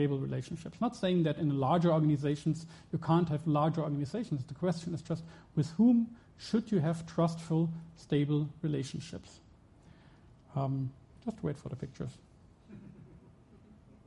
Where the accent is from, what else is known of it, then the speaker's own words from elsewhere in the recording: Germany; I'm from Germany